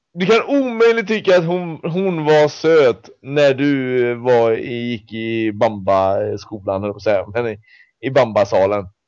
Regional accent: Mariestad, Västra Götaland, Sweden; som då kommer från Mariestad från början

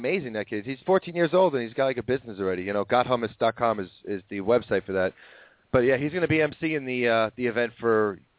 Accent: New York, United States; now in Pennsylvania, United States; I'm a New Yorker

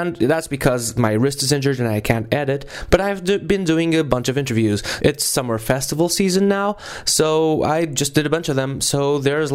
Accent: Portugal; which is a Portuguese name, because I'm from Portugal.

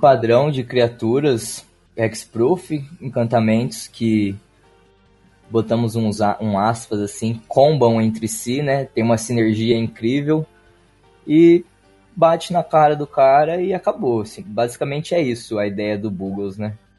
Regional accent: Ribeirão Preto, São Paulo, Brazil; Sou nascido e moro na cidade de Ribeirão Preto

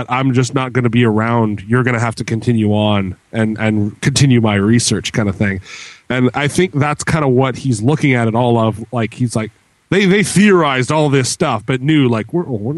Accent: Canada; I'm Canadian.

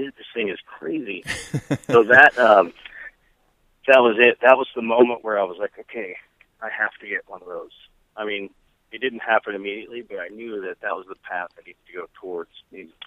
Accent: Kansas, United States; now in Bay Area, United States; when I grew up in Kansas, I had an uncle that were bikers

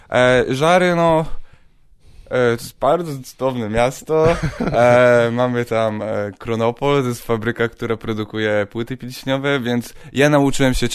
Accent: Żary, Lubusz Voivodeship, Poland; moved away as an adult; also born or lived in Zielona Góra / Netherlands / England; now in Kraków, Poland; Żary to jest województwo lubuskie e, i tam mieszkałem przez bardzo, bardzo długi czas i na studiach wyjechałem do Zielonej Góry, później z Zielonej Góry wyjechałem do Holandii, e, tam siedziałem dwa lata. Później pojechałem do Anglii jeszcze

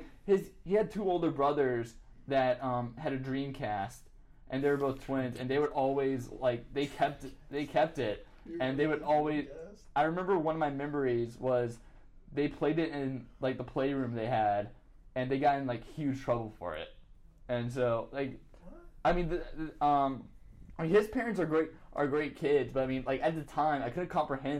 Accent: Sumter, South Carolina, United States

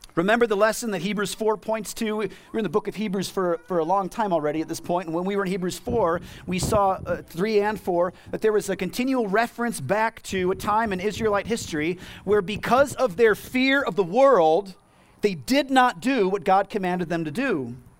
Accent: United States; As American Christians

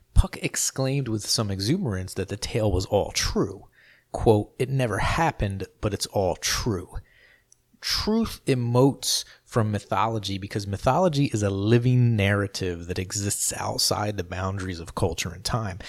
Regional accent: New Jersey, United States; I grew up in South Jersey, which was a stone's throw from Philadelphia

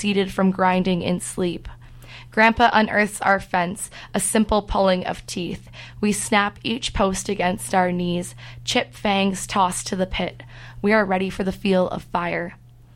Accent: Ottawa, Ontario, Canada; also born or lived in Vancouver, Canada / Saskatchewan, Canada; I was born in Vancouver, actually. I moved to Ottawa when I was 10. Spent I consider myself from there because I have the sharpest childhood memories from Ottawa

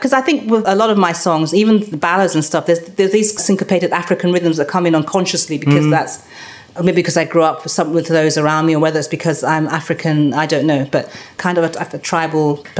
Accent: Scotland, United Kingdom; also born or lived in Nigeria; because I was born in Scotland, lived there, and being different there because we were the only black people there, and then going to Nigeria and then having been born in this country.

